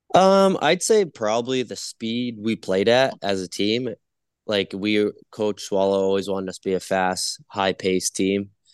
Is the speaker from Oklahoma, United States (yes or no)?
no; Biddeford, Maine, United States; moved away; I went to the University of New England. It's in my hometown, so it's five minutes away from my, uh, from my house with my parents